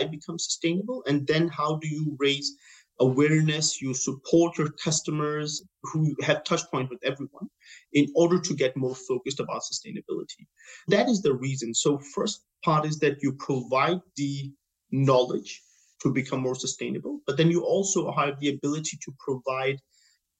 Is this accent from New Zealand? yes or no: no; Denmark; moved away as an adult; now in Abu Dhabi, United Arab Emirates; my background is that I'm from Denmark and I work in a Nordic market for most